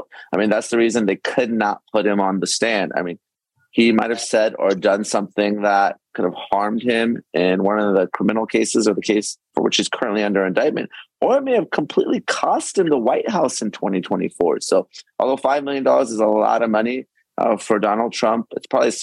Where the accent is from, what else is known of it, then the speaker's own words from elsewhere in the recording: California, United States; my home state of California